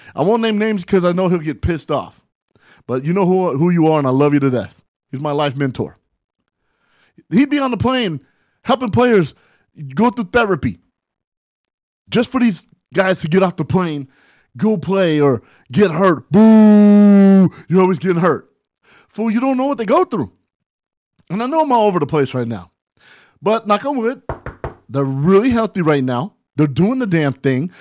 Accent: San Bernardino, California, United States; now in Los Angeles, United States; I'm from San Bernardino

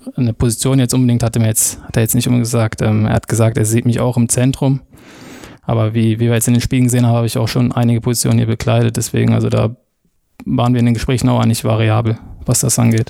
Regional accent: Ruhr area, North Rhine-Westphalia, Germany; moved away as an adult; also born or lived in Oberhausen; now in Switzerland; gefällt es mir natürlich da auch im Ruhrgebiet sehr gut. Ja. Ähm, sind alle sehr offen, die Leute. Ähm, jeder sagt, was er denkt. Ähm, so bin ich aufgewachsen und äh, ja, Kind des Bots

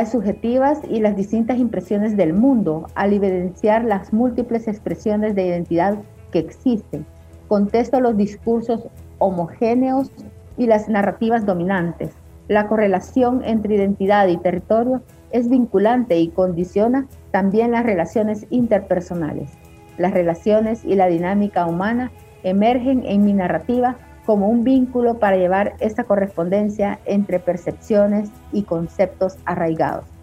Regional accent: Honduras; born there; also born or lived in Costa Rica / Guatemala / El Salvador / France; Nací en Honduras y crecí en Rodas Trips por Costa Rica, Guatemala y El Salvador.

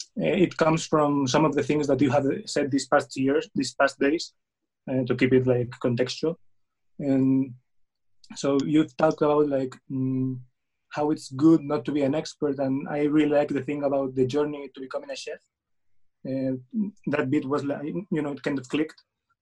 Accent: Spain; English is a second language; I'm from Spain, so sorry for my English.

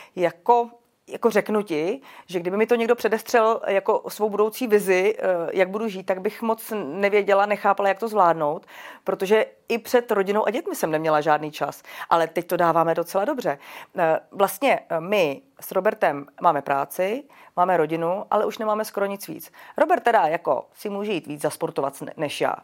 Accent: Czechia; jací jsme my Češi

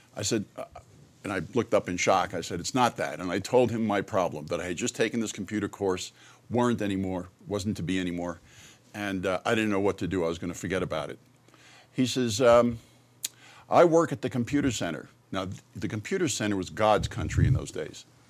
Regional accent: Merrick, New York, United States; moved away as an adult; also born or lived in Michigan; born and raised in New York

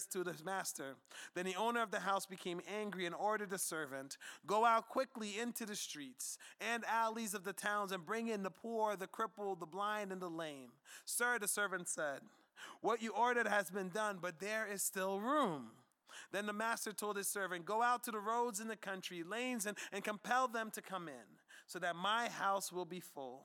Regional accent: United States; us as American Christians

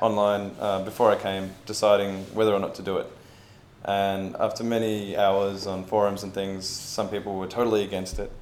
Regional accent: Melbourne, Victoria, Australia; I'm, myself, I'm from Melbourne

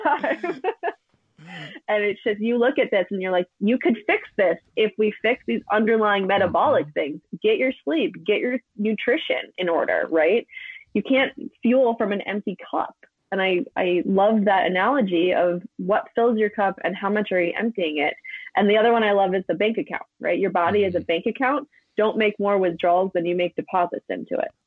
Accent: East Coast, United States; I'm from the East Coast

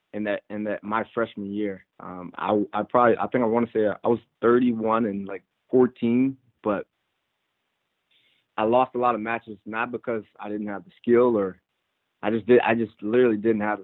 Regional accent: Illinois, United States; I'm an Illinois boy, true and true

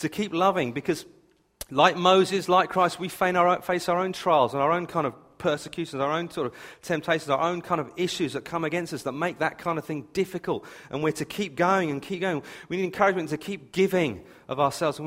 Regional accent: United Kingdom; I was raised on the South Coast

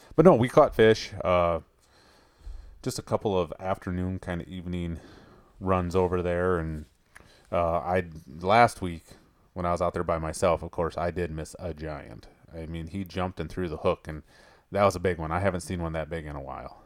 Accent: Ellsworth, United States; moved away; I went up to Ellsworth and my hometown

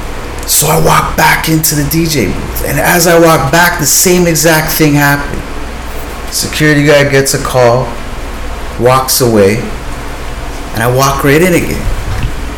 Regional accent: Toronto, Ontario, Canada; I'm the guy from Toronto

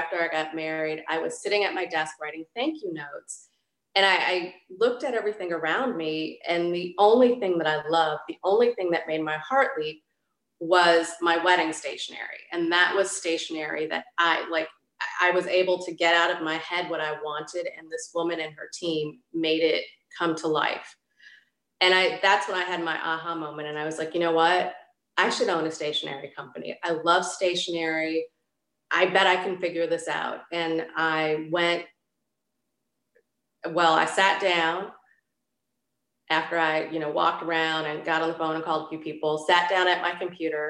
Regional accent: Detroit, Michigan, United States; moved away; my hometown, which is Detroit

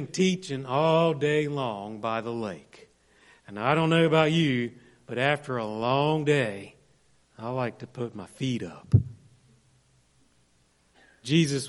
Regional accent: Monongalia County, West Virginia, United States; moved away; I grew up in Monongalia County

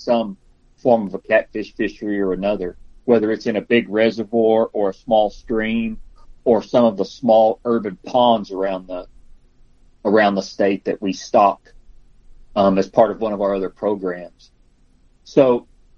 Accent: Carlsbad, New Mexico, United States; also born or lived in Las Cruces, New Mexico / Roswell, New Mexico / Albuquerque, New Mexico; I grew up in Carlsbad

